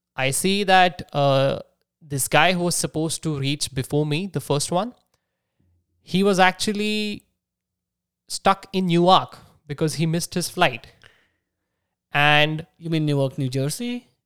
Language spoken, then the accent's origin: English; Nagpur, Maharashtra, India; moved away as an adult; also born or lived in San Jose, California; my hometown. That's that's Nagpur in Maharashtra